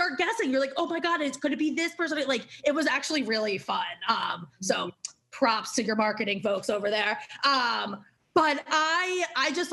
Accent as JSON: {"language": "English", "region": "Maryland", "country": "United States", "also_born_or_lived": "New York", "moved": "yes", "lives_now": "Los Angeles, United States", "said": "I'm from Maryland"}